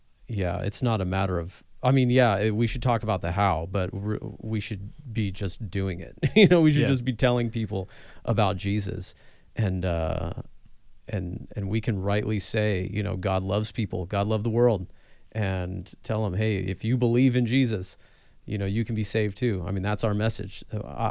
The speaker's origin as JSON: {"language": "English", "region": "California", "country": "United States", "said": "I'm from California"}